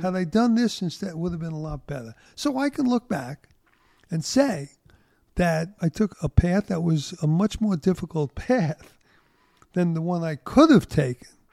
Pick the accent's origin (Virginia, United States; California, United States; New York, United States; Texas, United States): New York, United States; New York City; growing up in Brooklyn